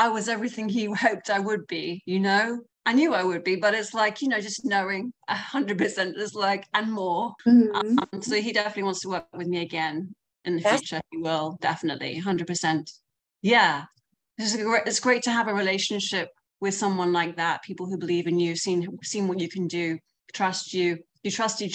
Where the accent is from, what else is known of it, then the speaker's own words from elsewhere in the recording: London, United Kingdom; moved away as an adult; now in United States; I'm from London. I've been here for like 8.5 years on an O-1 visa.